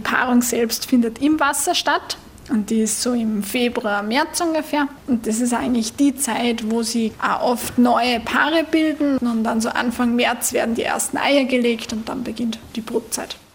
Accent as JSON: {"language": "German", "country": "Austria", "said": "bei uns in Österreich"}